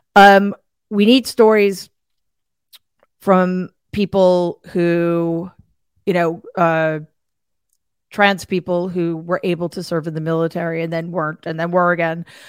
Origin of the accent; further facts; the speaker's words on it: Northeast, United States; I'm from the Northeast